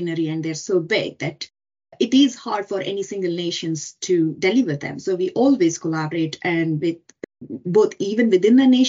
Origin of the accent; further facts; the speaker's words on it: India; moved away as an adult; I come from India. I did my undergraduate degree in electronics and communications back in India